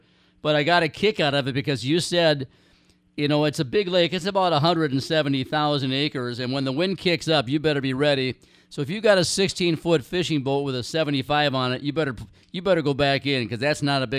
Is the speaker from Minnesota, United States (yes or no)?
yes; Ely, Minnesota, United States; I was born and raised up in Ely, Minnesota on Lake Vermilion.